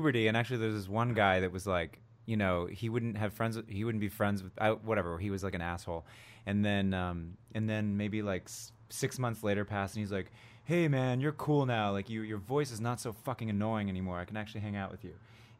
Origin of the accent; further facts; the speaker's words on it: Cleveland, Ohio, United States; also born or lived in Plano, Texas / New Jersey; I claim Jersey and Cleveland.